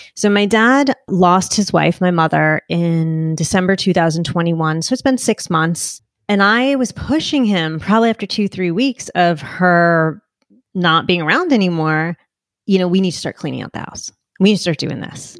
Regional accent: Northeast, United States; I'm from the Northeast

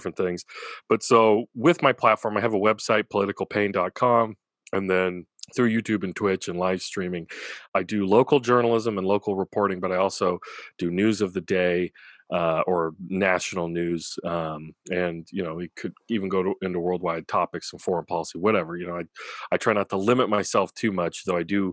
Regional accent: Orcutt, California, United States; also born or lived in Santa Maria, California; I grew up here in Orchid, Santa Maria

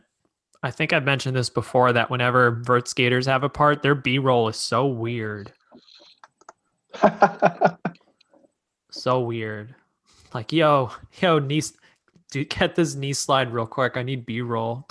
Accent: Pennsylvania, United States; I grew up in Pennsylvania, kind of near where Chris Cole grew up

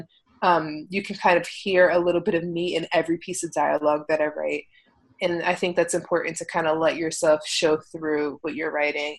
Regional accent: Philadelphia, Pennsylvania, United States; accent: East Coast; now in Los Angeles, United States; I never recognized how East Coast I sound until people stop me in mid-sentence and say, wait, where are you from? I'm like, oh, Philly

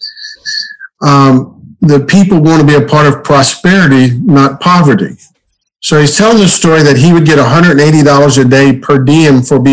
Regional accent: Norfolk, Virginia, United States; I was born and raised in Norfolk, Virginia

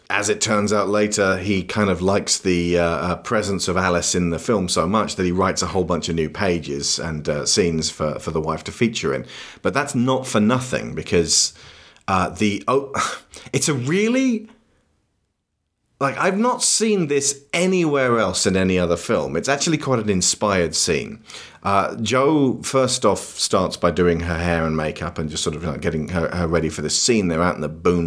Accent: United Kingdom; As adult British people

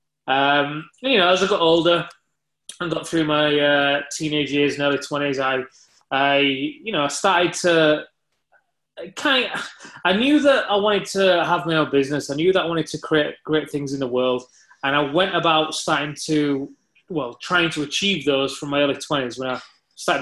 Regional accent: Leeds, Yorkshire and the Humber, United Kingdom; I was born in Leeds in the UK

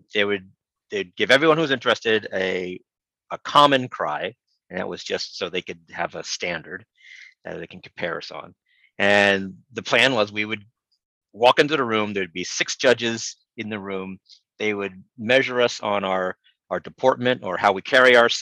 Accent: outside Philadelphia, Pennsylvania, United States; now in Alexandria, United States; Growing up outside Philadelphia

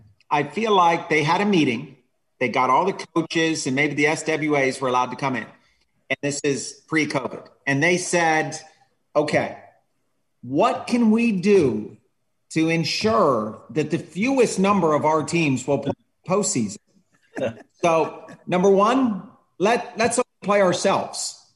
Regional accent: Scotland, United Kingdom; also born or lived in England; So I grew up in Scotland and England, and everywhere I lived, we had trees for goals.

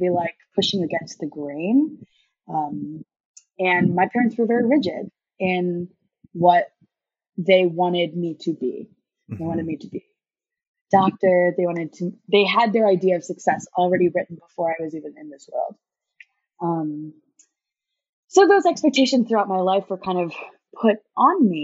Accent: United States; I was born in the States, but my parents were born and raised in India.

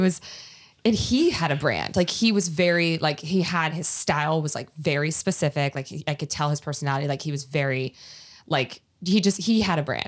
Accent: East Coast, United States; moved away as an adult; now in California, United States; I'm from East Coast, when I moved to California

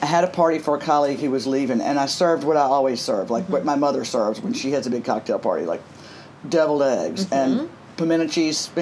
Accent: Greenville, Mississippi, United States; moved away as an adult; also born or lived in New York; Greenville, Mississippi, my hometown

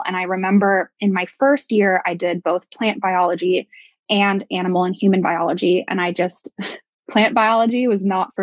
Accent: Portland, Oregon, United States; also born or lived in Bay Area, California; I grew up in Oregon, and I'm from Portland

